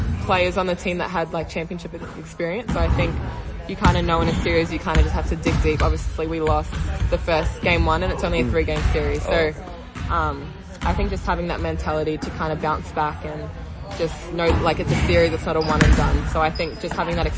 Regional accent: Melbourne, Victoria, Australia; I'm from Melbourne, so it was nice to just be home and play in front of my family and friends

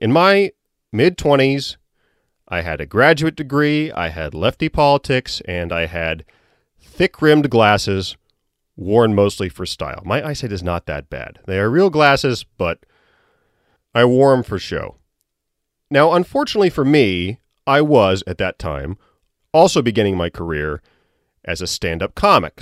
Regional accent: Virginia, United States; moved away; I'm from Virginia. I went down there recently

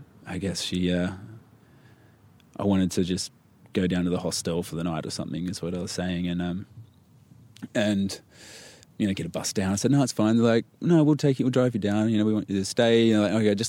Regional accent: Newcastle, New South Wales, Australia; moved away; I'm from the East Coast, Newcastle, town called Newcastle

